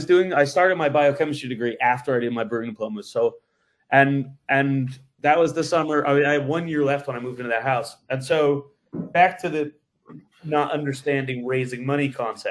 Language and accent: English; Massachusetts, United States; moved away as an adult; also born or lived in Colorado; now in London, United Kingdom; I'm from Massachusetts